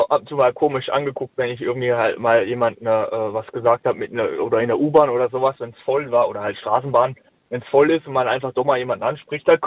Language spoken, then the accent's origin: German; Heidelberg, Baden-Württemberg, Germany; ich komme aus Heidelberg.